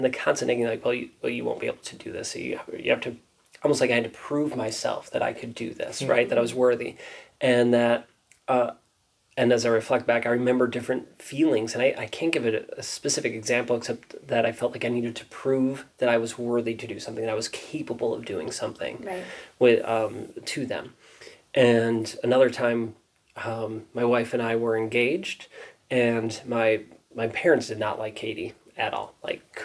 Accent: Wisconsin, United States; I grew up here in Wisconsin.

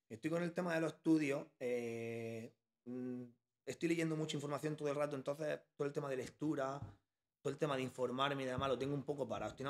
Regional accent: Bilbao, Basque Country, Spain; now in Almería, Spain; yo me vine de Bilbao y no me vine a Almería, me vine a Guamarga

